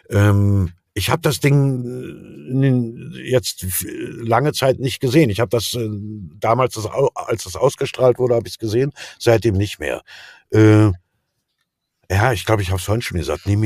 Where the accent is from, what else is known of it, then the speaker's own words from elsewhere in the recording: East Germany, Germany; ich bin ja Atheist, ne? so bin ich erzogen in der DDR aufgewachsen, so aus kommunistischem Haushalt.